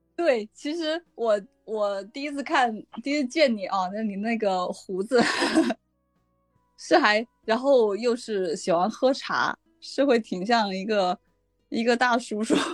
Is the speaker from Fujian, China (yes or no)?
no; Jingzhou, Hubei, China; now in Beijing, China; 我的老家就湖北荆州